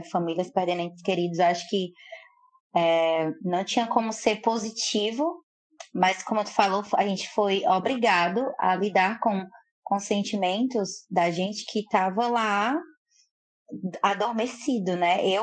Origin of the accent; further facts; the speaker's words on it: Fortaleza, Ceará, Brazil; Sou de Fortaleza, Ceará, do Nordeste, uma cidade linda, iluminada.